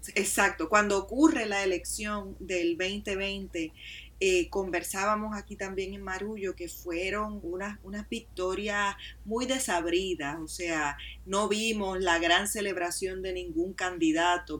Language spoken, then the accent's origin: Spanish; Puerto Rico; a mí como mujer puertorriqueña